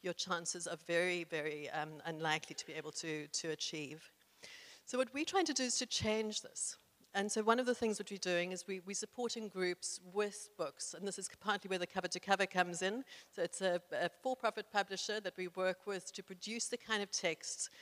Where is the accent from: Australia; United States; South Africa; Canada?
South Africa; I was incredibly privileged growing up in South Africa as a white person in the 1970s